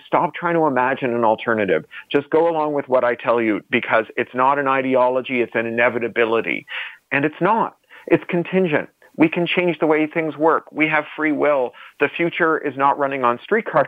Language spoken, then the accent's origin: English; Canada; I'm a Canadian